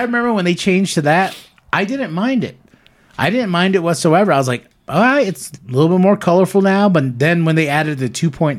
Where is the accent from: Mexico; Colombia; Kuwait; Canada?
Canada; because I'm Canadian